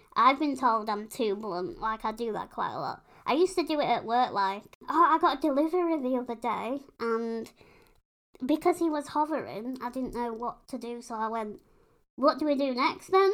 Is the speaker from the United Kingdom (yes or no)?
yes; United Kingdom; we're British.